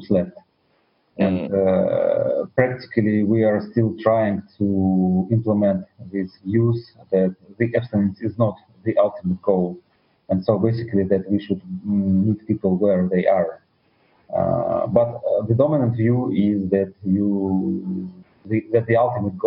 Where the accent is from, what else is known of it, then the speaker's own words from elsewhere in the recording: Russia; English is a second language; I was born in the Soviet Union